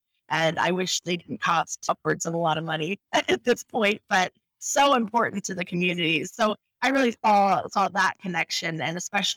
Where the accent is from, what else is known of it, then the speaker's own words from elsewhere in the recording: Crawfordsville, Indiana, United States; moved away as an adult; also born or lived in Arizona; now in Phoenix, United States; my hometown, Crawfordsville, is that we have Wabash College